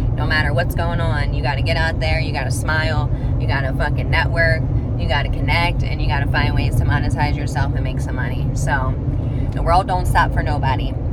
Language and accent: English; New Jersey, United States; now in Las Vegas, United States; I'm from Jersey